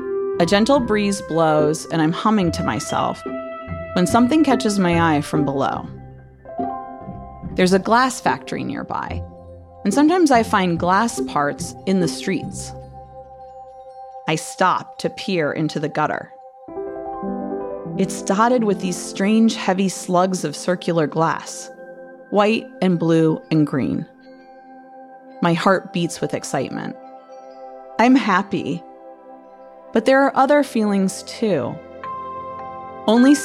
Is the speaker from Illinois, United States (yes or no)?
no; Toledo, Ohio, United States; also born or lived in Defiance, Ohio; after fourth grade, when we moved from Defiance to Toledo.